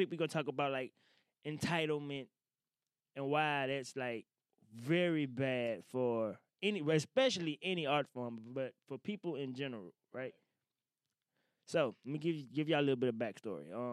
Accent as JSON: {"language": "English", "town": "Woodville", "region": "Mississippi", "country": "United States", "moved": "yes", "said": "I'm from Woodville originally"}